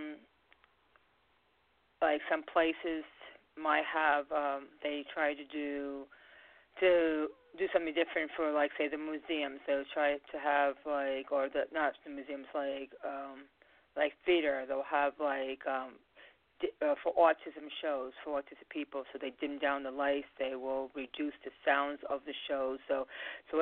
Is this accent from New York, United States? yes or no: yes; Long Island, New York, United States; We're from Long Island.